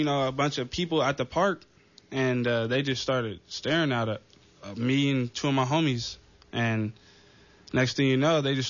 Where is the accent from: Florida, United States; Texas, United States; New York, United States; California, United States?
California, United States; Oakland; also born or lived in Daly City; I came from Oakland, originally from Oakland.